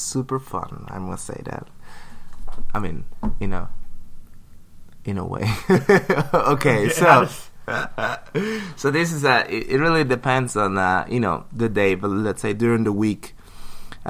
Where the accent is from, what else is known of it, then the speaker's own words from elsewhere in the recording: United States; I'm from Washington, and there's like over 100 seminaries